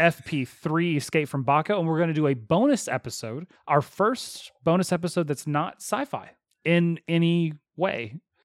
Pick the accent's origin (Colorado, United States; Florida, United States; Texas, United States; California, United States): Texas, United States; accent: Texas; My Texas accent